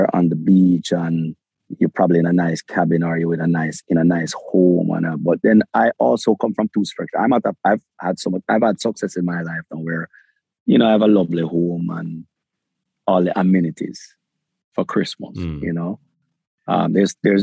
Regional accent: Kingston, Jamaica; I was born in Jamaica. I have a Jamaican passport. I lived in the ghettos of Kingston, raised in the ghetto of Kingston.

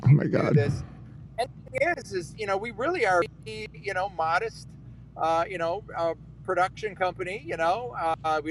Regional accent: Detroit, Michigan, United States; I was born and raised in Detroit

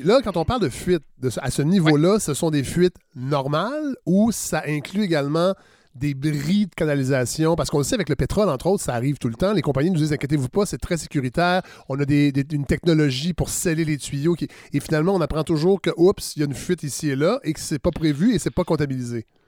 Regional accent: Saint-Hyacinthe, Quebec, Canada; Je suis né à Saint-Hyacinthe et je l'ai fréquenté beaucoup trop longtemps à mon goût

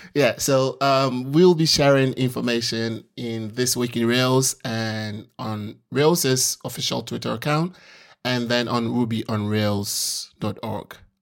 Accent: Ghana; I'm from Ghana, uh, it's, it's on the African continent

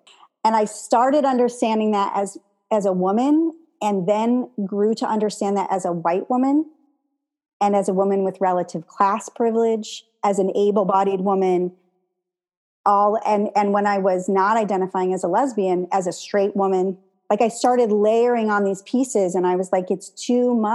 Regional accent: Joliet, Illinois, United States; moved away; also born or lived in Tacoma; I was born in Joliet.

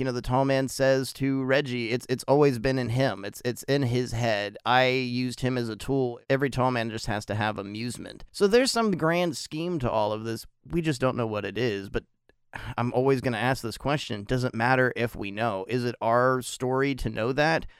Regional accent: United States; being an American living in the United States

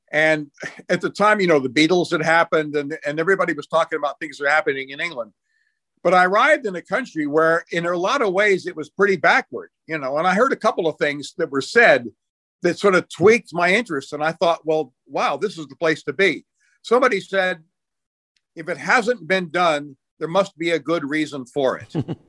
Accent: Lebanon; I've got to mention my father in the CIA and growing up in Lebanon and people will expect that.

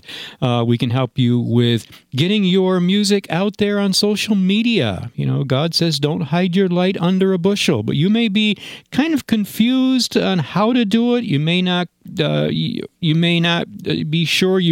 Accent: Granville, New York, United States; the Granville, New York, which is my hometown

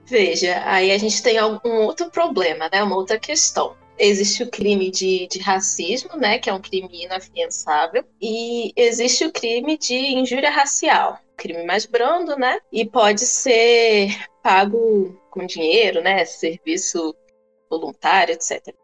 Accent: Cachoeiro de Itapemirim, Espírito Santo, Brazil; eu cresci em Cachoeira de Itapemirim

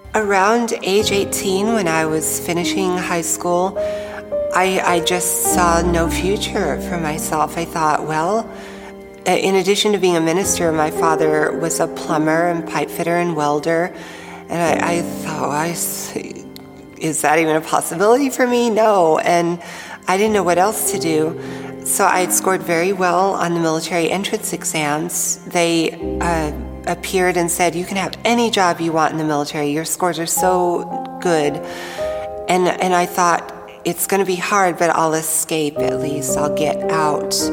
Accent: Tennessee, United States; I grew up in the South in the United States in a state called Tennessee

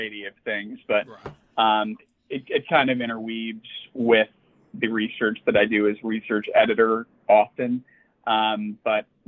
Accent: Chicago, Illinois, United States; I grew up in Chicago

